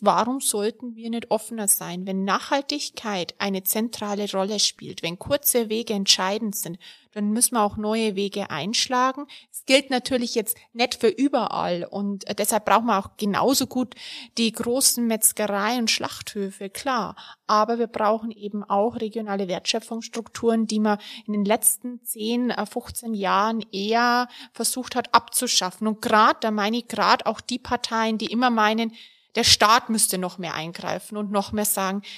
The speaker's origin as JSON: {"language": "German", "region": "Bavaria", "country": "Germany", "tie": "born or raised there", "said": "ich komme ja aus Bayern, der Freitag für mich weiterhin ein fleischloser Tag blieb. So bin ich groß geworden"}